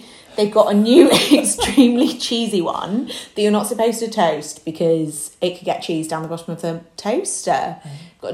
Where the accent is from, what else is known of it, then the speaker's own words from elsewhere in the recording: Brisbane, Queensland, Australia; now in United Kingdom; I was born in Brisbane, which is a big city on the East Coast.